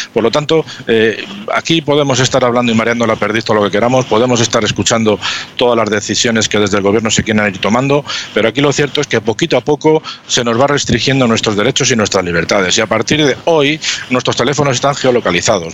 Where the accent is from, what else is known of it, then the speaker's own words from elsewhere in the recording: Spain; somos los españoles